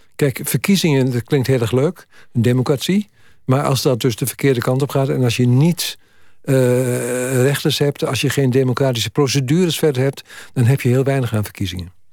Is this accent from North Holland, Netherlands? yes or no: no; Twente, Overijssel, Netherlands; moved away; ik kom uit, uit Twente